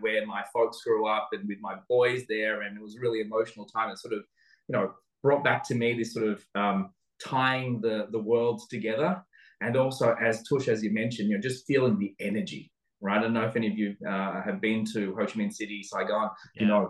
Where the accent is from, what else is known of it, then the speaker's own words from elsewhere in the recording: Sydney, New South Wales, Australia; moved away as an adult; also born or lived in Vietnam; now in Singapore; I was born in Vietnam, grew up in Sydney